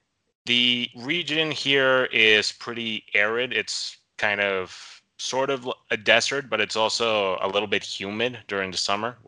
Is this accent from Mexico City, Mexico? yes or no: no; Monterrey, Nuevo León, Mexico; English is a second language; Pretty north in Mexico, the city of Monterrey.